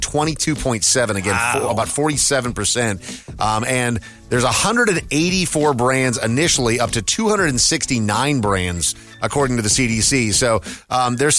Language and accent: English; Minnesota, United States; moved away; I grew up in Minnesota